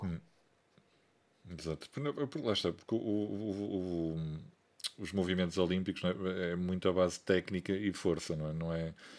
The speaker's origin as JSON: {"language": "Portuguese", "town": "Porto", "region": "Norte", "country": "Portugal", "said": "sou do Porto"}